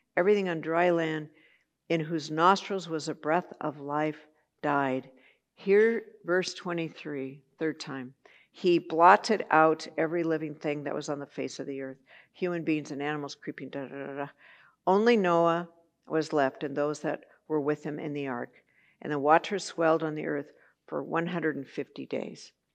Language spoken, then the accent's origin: English; Santa Barbara, California, United States; I grew up in Santa Barbara